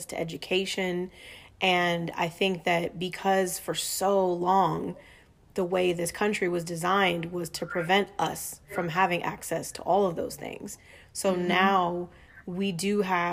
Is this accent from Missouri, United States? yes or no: no; Inglewood, California, United States; also born or lived in Alexandria, Virginia / North Carolina; I'm from Southern California and was born in Inglewood